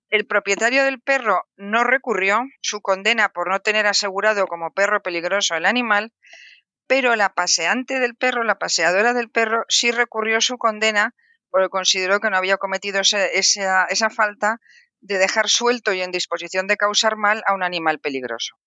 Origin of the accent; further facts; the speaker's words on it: Valencian Community, Spain; en mi tierra, porque yo soy valenciana